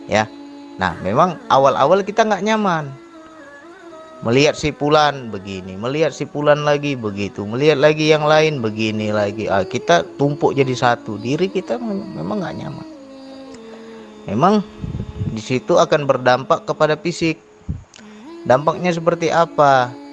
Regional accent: Sumatra, Indonesia; apalagi kita orang Sumatera orang Sumatera kasar nggak bisa kayak orang Jawa

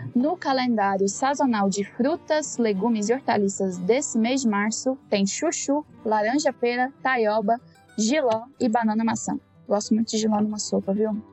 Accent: Jataí, Goiás, Brazil; moved away as an adult; now in São Paulo, Brazil; eu sou goiana, de uma cidade chamada Jataí, no interior de Goiás. Eu morei lá em Goiás a maior parte da minha vida

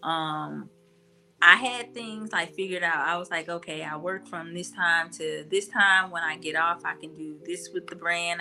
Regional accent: Mobile, Alabama, United States; I'm from Mobile

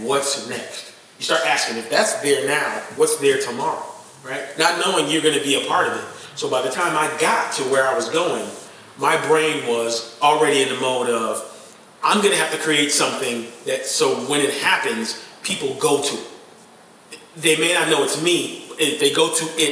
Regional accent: North Chicago, Illinois, United States; I grew up in North Chicago, Illinois.

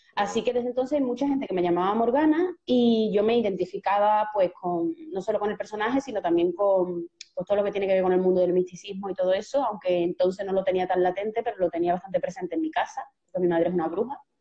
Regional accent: Seville, Andalusia, Spain; yo soy de Sevilla, nací en un barrio, como mucha gente sabe, periférico, en Torreblanca de los Caños

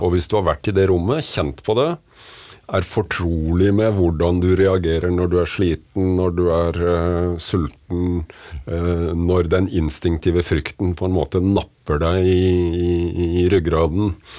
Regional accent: Kragerø, Vestfold og Telemark, Norway; Jeg er født og oppvokst i Kragerø

